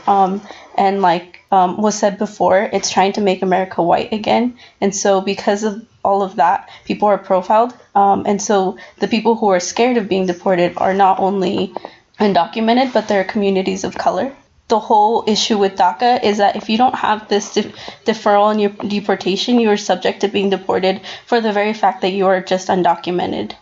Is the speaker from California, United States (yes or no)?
no; Utah, United States; I come from Utah, a super conservative and red state